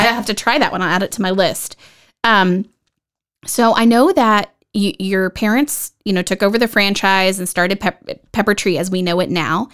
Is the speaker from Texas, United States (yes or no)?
yes; Dallas Fort Worth area, Texas, United States; now in Vista, United States; I'm originally from the Dallas Fort Worth area